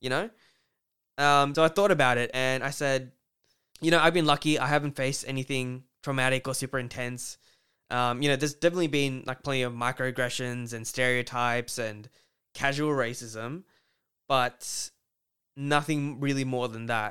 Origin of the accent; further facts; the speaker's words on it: Australia; we have privileges growing up in Australia